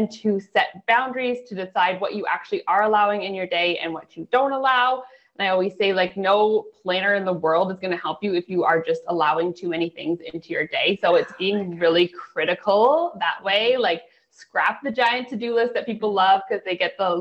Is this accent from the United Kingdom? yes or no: no; Canada; also born or lived in near Toronto, Ontario; I am a Canadian up in, I live near Toronto in Ontario